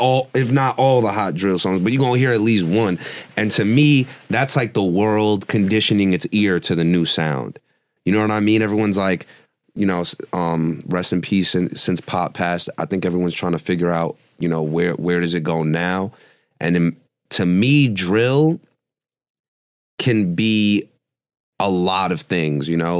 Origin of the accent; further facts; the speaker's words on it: New York City, New York, United States; I was born in Brooklyn, so I've been in New York my whole life